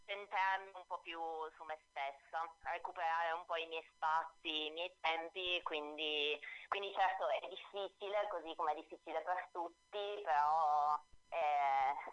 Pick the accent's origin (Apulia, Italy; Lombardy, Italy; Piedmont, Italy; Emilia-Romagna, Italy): Apulia, Italy; moved away as an adult; now in Milan, Italy; Sì, sono milanese d'adozione